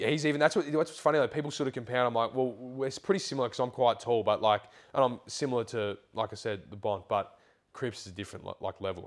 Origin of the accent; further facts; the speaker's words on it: Canberra, Australian Capital Territory, Australia; moved away; It's nice to be home. Like it's, it's nice that sort of being a part of the academy, or even just like growing up in Canberra